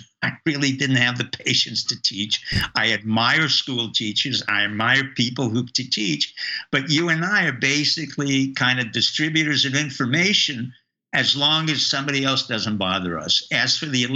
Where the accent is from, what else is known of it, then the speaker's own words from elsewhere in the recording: New York, United States; I grew up in New York and I knew members of the mob